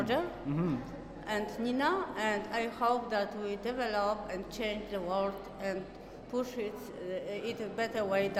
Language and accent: English; Poland; I'm from Poland, where I am director of Lasnian Center for Contemporary Art.